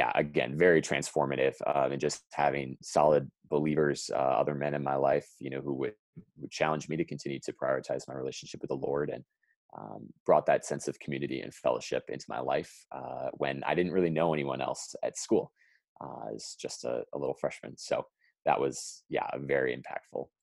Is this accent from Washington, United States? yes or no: no; Mukwonago, Wisconsin, United States; also born or lived in Minnesota; I grew up in Mokwanego, Wisconsin, so just north on 43, and grew up in a Christian home